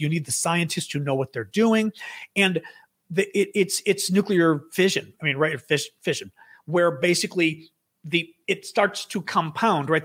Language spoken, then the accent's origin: English; United States; I am one hundred percent Greek, but I'm American